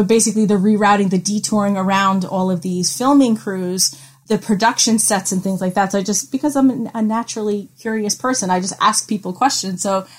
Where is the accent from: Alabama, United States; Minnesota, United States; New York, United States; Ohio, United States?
New York, United States; I'm from New York